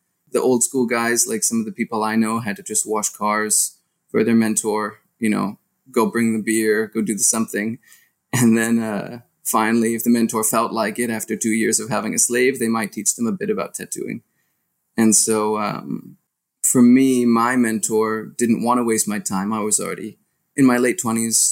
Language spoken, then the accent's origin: English; Seattle, Washington, United States; moved away as an adult; now in Belgium; I grew up in Seattle.